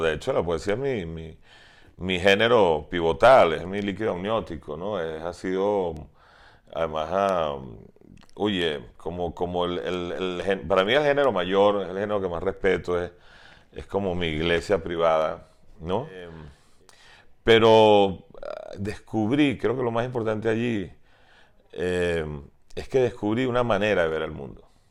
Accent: Venezuela; also born or lived in Tennessee, United States; los pocos venezolanos que estábamos

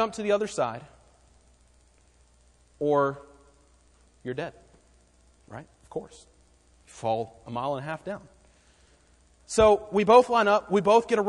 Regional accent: Raleigh, North Carolina, United States; we grew up in Raleigh

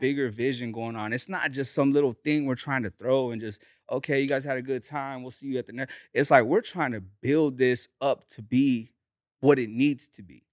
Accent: Bakersfield, California, United States; I grew up, uh, in the east side of Bakersfield

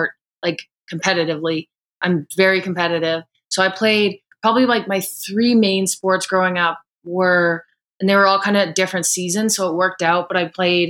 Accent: Calgary, Alberta, Canada; I came back to Calgary

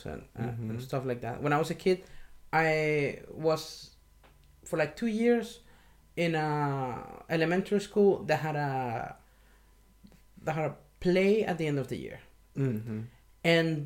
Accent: Maracaibo, Zulia, Venezuela; moved away as an adult; in my hometown, like, if you liked pop, for the most part, it would raise questions about you

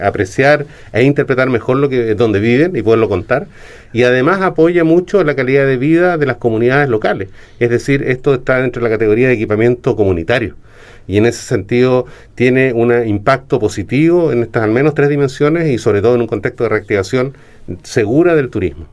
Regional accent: Chile; en Chile nosotros tenemos un desarrollo de industria del turismo

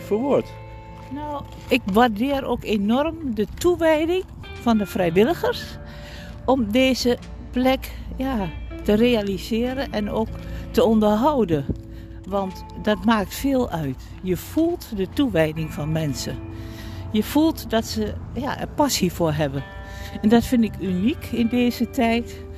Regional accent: Almelo, Overijssel, Netherlands; now in Nijmegen, Netherlands; ik kom uit Almelo

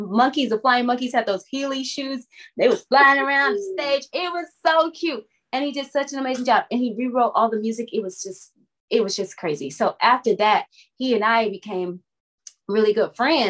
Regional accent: Fort Myers, Florida, United States; moved away as an adult; also born or lived in Georgia; now in Los Angeles, United States; I went back home to my hometown, Fort Myers, Florida

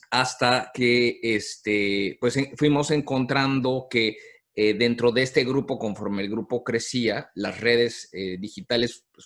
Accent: Mexico; reconocer la nueva realidad que estábamos viviendo hoy como, como mexicanos viviendo en el área

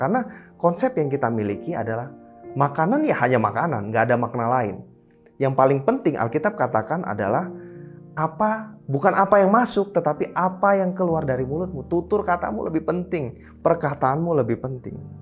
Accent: Indonesia; kami boleh lahir, tinggal besar di Indonesia

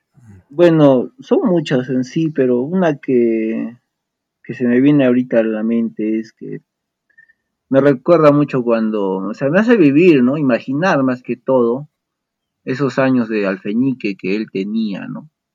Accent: Arequipa, Peru; como buen arequipeño

